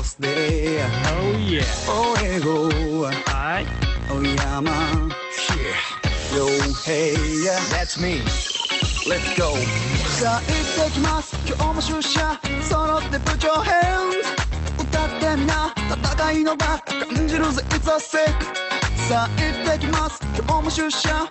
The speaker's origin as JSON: {"language": "Japanese", "region": "Okinawa", "country": "Japan", "tie": "born or raised there", "also_born_or_lived": "Tokyo", "moved": "as an adult", "said": "大学は東京だったんですけどやっぱ地元に帰ってからは"}